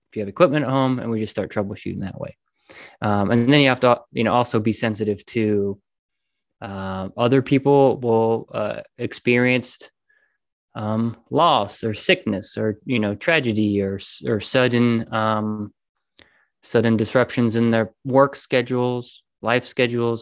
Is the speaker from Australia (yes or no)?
no; Indiana, United States; moved away as an adult; also born or lived in Florida; we live, we live, we're from Indiana. So we moved to Florida